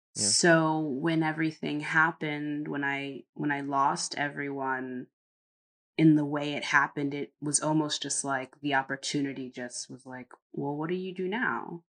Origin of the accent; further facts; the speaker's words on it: Connecticut, United States; moved away as an adult; also born or lived in North Carolina; now in Netherlands; we're from Connecticut, but my mother and all of them moved to North Carolina